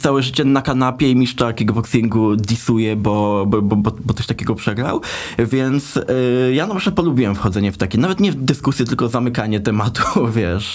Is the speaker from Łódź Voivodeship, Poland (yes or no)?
no; Dębica, Subcarpathian Voivodeship, Poland; nazwę naszego miasta podkreślę, do Dębicy